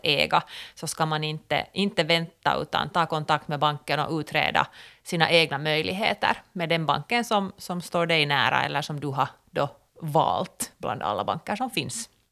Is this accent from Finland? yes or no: yes; Finland; som finländare